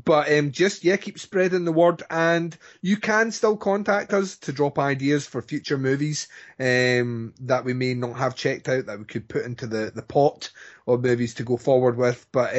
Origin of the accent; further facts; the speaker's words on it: Scotland, United Kingdom; Well, I'm Scottish, so we're on an even pegging.